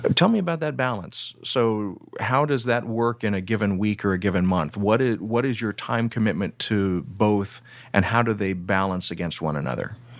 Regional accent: Deep South, United States; I grew up in the Deep South

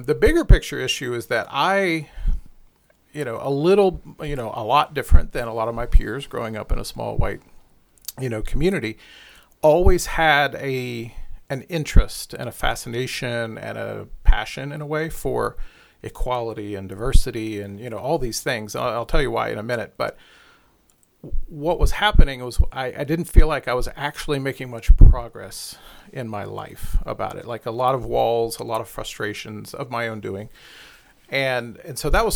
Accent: Glenville, West Virginia, United States; moved away; I grew up in very small town West Virginia is my origin story

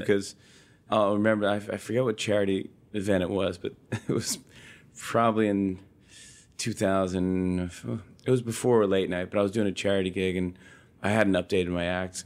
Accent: Saugerties, New York, United States; also born or lived in Brooklyn, New York; I was born in Brooklyn, New York, Bay Ridge, and I was raised in Socrates, New York, upstate New York, very cute town. It's by Woodstock

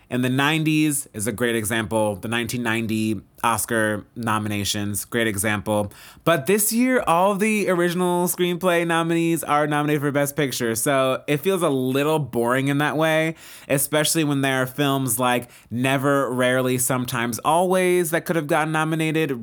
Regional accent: United States; we as Americans

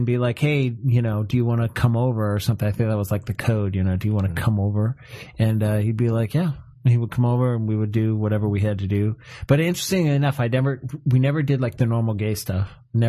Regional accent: an hour south of Cleveland, Ohio, United States; I come from Ohio.

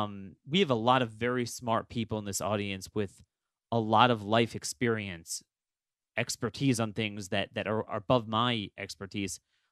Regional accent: Texas, United States; born there; I was born in the Rio Grande Valley, and my father served in Mexico as an agent of the USDA for much of my childhood.

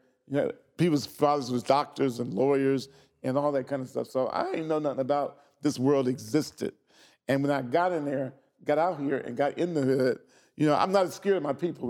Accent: Xenia, Ohio, United States; grew up in Xenia, Ohio, outside of Central State

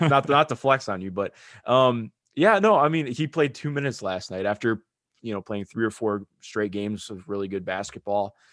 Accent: Cleveland, Ohio, United States; I grew up in Cleveland, Ohio

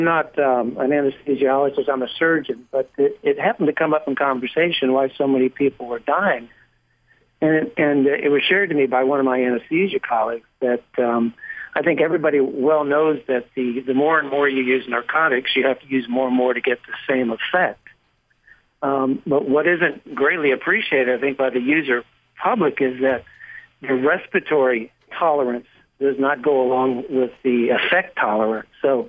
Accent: Florida, United States; Right. Well, I'm from Florida

